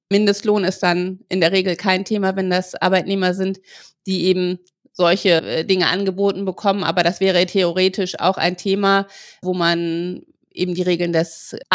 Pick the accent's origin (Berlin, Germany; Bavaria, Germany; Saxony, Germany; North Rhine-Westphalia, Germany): Bavaria, Germany; wenn ich als Bayer an einem katholischen Feiertag mich im no deutschen